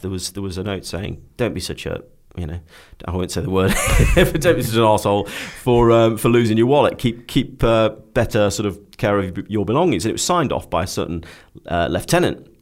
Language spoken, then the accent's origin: English; Stoke-on-Trent, West Midlands, United Kingdom; moved away; I was very keen to get away from Stoke-on-Trent. Um, it, it, will always be home